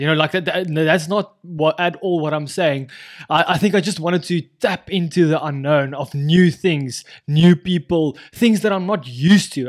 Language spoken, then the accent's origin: English; South Africa; moved away; as any South African